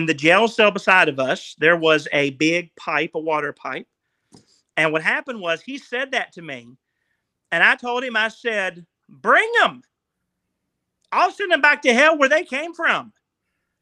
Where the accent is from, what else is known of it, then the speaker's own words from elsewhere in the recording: West Virginia, United States; I'm from West Virginia